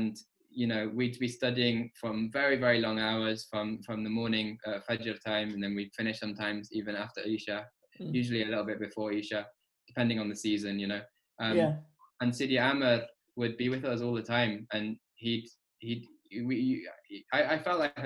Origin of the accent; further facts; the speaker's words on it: Burton-on-Trent, West Midlands, United Kingdom; also born or lived in Birmingham; I grew up in Burton-on-Trent.